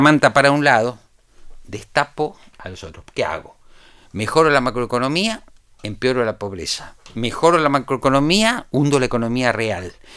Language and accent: Spanish; Argentina